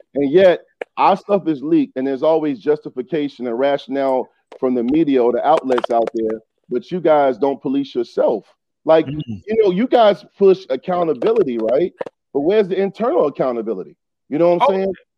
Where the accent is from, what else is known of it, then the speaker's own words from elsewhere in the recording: Newport News, Virginia, United States; I grew up in Eastern Newport News